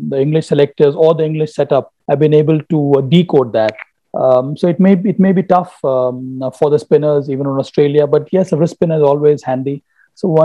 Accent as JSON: {"language": "English", "region": "Bihar", "country": "India", "said": "Bihar, my home state"}